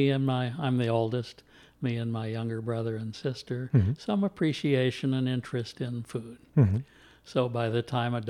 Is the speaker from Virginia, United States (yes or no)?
no; Louisville, Kentucky, United States; I am originally from Louisville. Mm-hmm. Grew up here. Grew up mostly in the Highlands. Uh-huh. And born at the dawn of the baby boom.